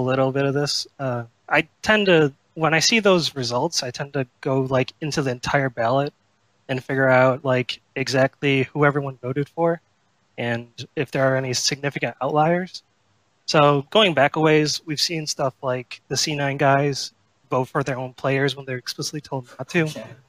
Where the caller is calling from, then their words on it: Sarasota, Florida, United States; Sarasota, Florida.